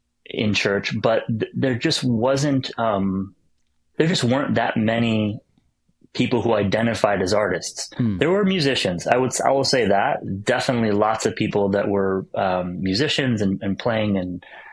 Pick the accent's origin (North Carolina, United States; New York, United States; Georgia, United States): New York, United States; upstate; growing up in New York State and upstate New York and in America.